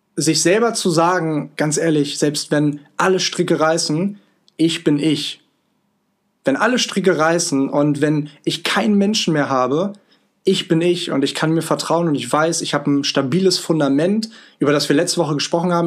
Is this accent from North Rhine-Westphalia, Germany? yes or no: no; Hanover, Lower Saxony, Germany; moved away as an adult; also born or lived in Vancouver, Canada; 9855 äh, Kilometer von Hannover, meiner Heimat, entfernt